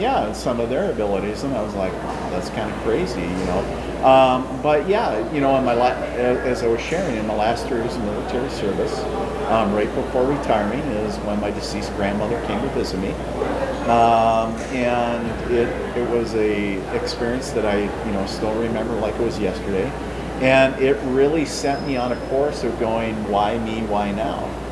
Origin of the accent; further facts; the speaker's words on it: International Falls, Minnesota, United States; now in Fargo, United States; I am a Minnesota native, so I was born and raised in northern Minnesota, so in a little town called International